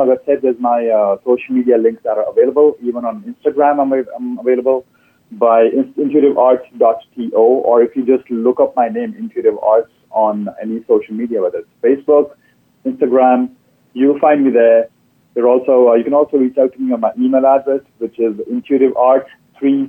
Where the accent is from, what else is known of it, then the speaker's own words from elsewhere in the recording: India; moved away as an adult; now in Canada; I grew up in India